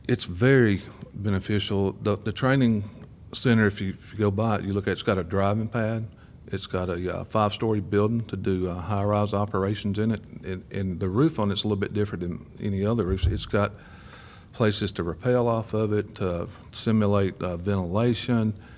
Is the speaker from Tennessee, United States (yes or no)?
yes; Murfreesboro, Tennessee, United States; I've lived here all my life